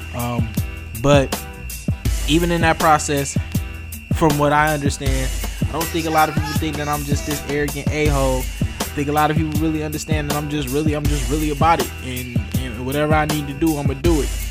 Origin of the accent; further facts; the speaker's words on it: Detroit, Michigan, United States; growing up in Detroit